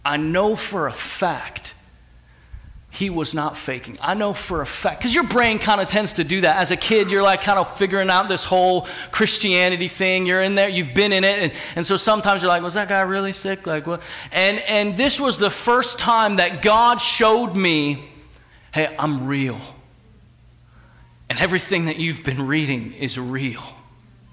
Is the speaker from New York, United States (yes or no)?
no; rural New Jersey, United States; moved away; I'm from New Jersey